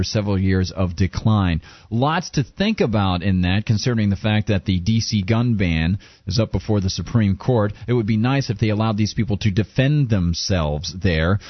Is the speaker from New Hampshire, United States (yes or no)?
yes; New Hampshire, United States; the Live Free or Die state, my home state, New Hampshire